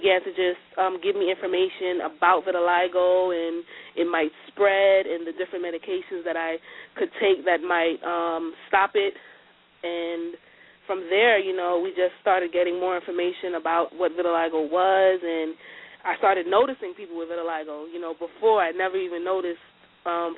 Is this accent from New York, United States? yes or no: yes; New York City, New York, United States; I'm from Brooklyn